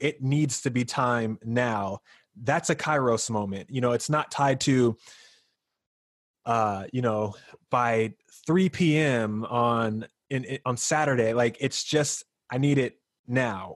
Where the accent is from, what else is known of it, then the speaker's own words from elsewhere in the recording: North Carolina, United States; moved away; I'm from North Carolina